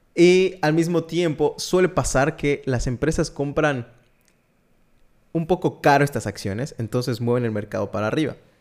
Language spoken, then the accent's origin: Spanish; Mexico; Yo soy mexicano